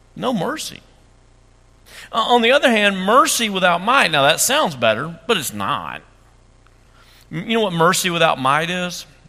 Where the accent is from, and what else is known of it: Dresden, United States; born or raised there; moved away